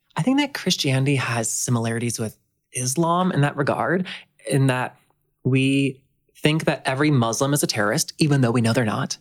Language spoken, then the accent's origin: English; the South, United States; I grew up in the South